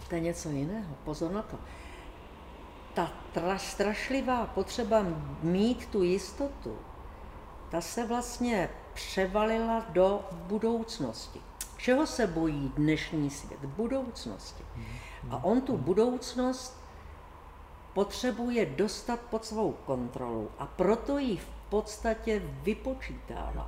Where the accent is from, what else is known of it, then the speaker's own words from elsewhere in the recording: Bohemia, Czechia; u nás v Čechách